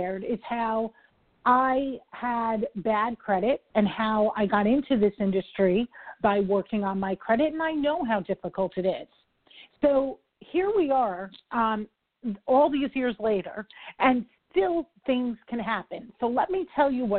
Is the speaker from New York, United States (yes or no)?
yes; New York, United States; I talk quick. I'm from New York.